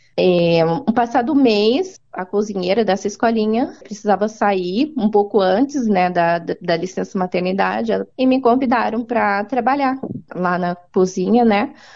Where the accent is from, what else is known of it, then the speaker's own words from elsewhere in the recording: Maringá, Paraná, Brazil; moved away as an adult; now in New Zealand; Eu nasci em Maringá, no uhum. estado do Paraná